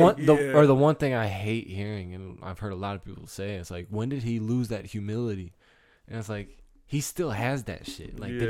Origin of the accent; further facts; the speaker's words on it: Novi, Michigan, United States; But I'm from Novi. Mm-hmm. N-O-V-I.